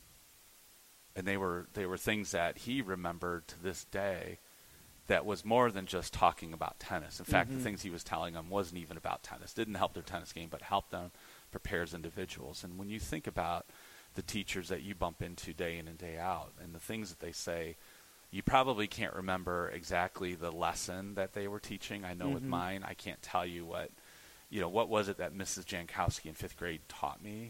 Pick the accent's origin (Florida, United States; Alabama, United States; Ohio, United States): Ohio, United States; Toledo; We grew up out in Shoreland in Point Place